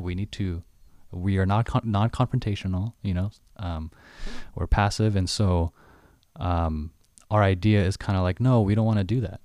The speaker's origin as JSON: {"language": "English", "country": "United States", "said": "I'm Chinese American"}